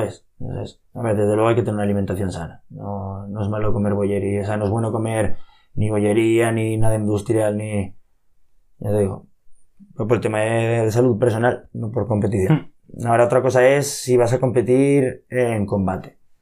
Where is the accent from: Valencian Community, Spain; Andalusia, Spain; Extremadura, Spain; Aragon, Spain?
Aragon, Spain; Monzón; los tofudos que somos